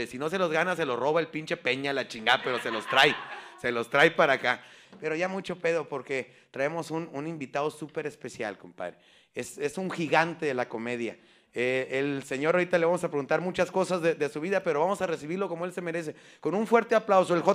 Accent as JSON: {"language": "Spanish", "region": "Chihuahua", "country": "Mexico", "tie": "born there", "said": "A ver, nací en Chihuahua, compadre."}